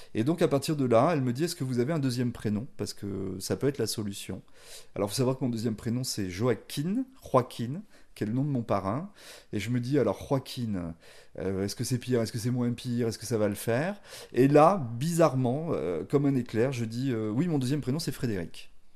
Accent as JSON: {"language": "French", "town": "Angoulême", "region": "Nouvelle-Aquitaine", "country": "France", "tie": "born or raised there", "said": "qui est né à Angoulême"}